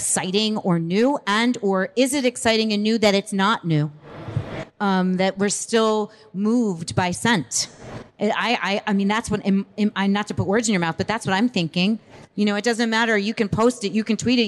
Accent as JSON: {"language": "English", "region": "East Coast", "country": "United States", "tie": "born or raised there", "said": "We grew up on the East Coast"}